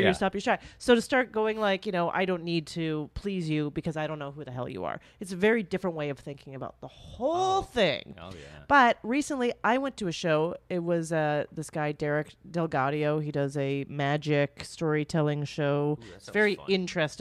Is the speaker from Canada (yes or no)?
yes; Canada; I'm Canadian